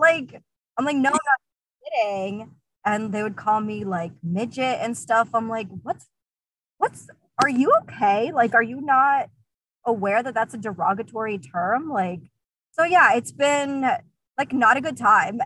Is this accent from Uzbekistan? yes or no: yes; Uzbekistan; now in South Florida, United States; I'm originally from Uzbekistan